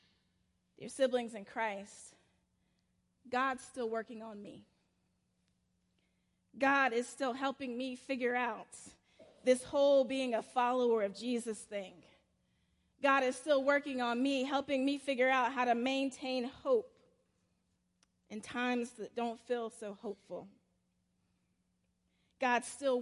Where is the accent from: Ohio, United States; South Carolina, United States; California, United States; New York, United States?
South Carolina, United States; now in Atlanta, United States; my little small church where I grew up in Calpin, South Carolina